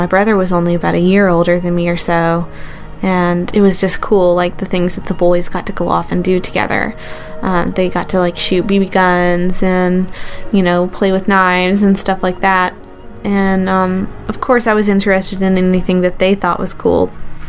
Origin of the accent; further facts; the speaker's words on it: the South, United States; I grew up in the South